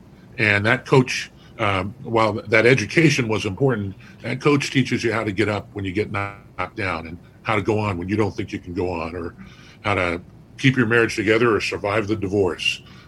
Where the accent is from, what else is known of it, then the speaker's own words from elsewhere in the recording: Newport Beach, Irvine, California, United States; moved away as an adult; now in Ohio, United States; we're from Newport Beach, Irvine, California.